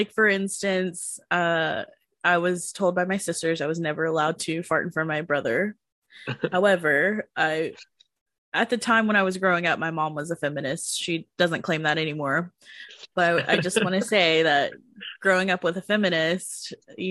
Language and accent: English; United States; also born or lived in Marshall Islands (ancestry); those are things that I learned as an American. I didn't grow up in my natural culture